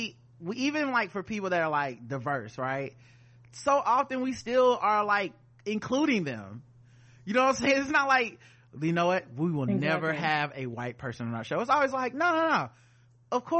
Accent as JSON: {"language": "English", "town": "Charlotte", "region": "North Carolina", "country": "United States", "said": "we're from Charlotte, North Carolina."}